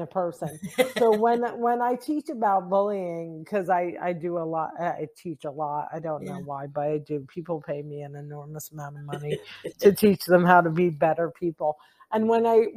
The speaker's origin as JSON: {"language": "English", "region": "New Jersey", "country": "United States", "said": "I'm from New Jersey and our tongues are like legendary"}